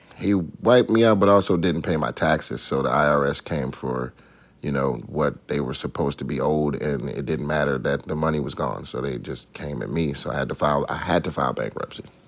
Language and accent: English; Atlanta, Georgia, United States; moved away; growing up in Atlanta, yeah, we were in the choir